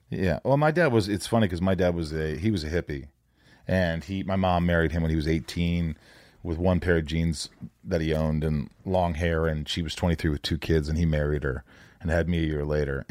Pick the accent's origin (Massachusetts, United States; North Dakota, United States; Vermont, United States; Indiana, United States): Indiana, United States; also born or lived in New York; I lived there for the first eight years